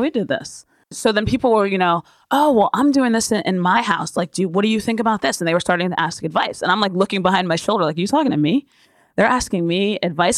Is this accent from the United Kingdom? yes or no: no; Yardley, Pennsylvania, United States; also born or lived in Ewing, New Jersey; I was born in New Jersey, and we were in Ewing till I was seven. And then we moved to Yardley, Pennsylvania.